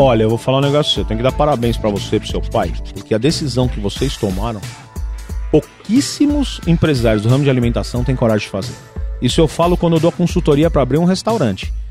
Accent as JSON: {"language": "Portuguese", "region": "São Paulo", "country": "Brazil", "tie": "born or raised there", "said": "Eu cresci metade na Casa Verde, metade no Bexiga, quem é de São Paulo conhece"}